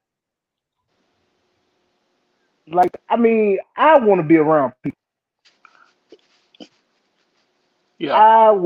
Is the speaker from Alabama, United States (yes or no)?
yes; Mobile, Alabama, United States; I'm from Mobile, Alabama